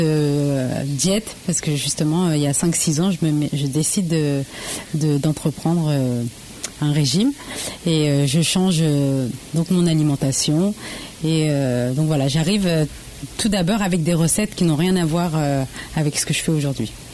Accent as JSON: {"language": "French", "town": "Le Havre", "region": "Normandy", "country": "France", "tie": "born or raised there", "said": "je suis d'origine d'Asie, du Laos précisément, et donc et je suis née par contre au Havre pure normande."}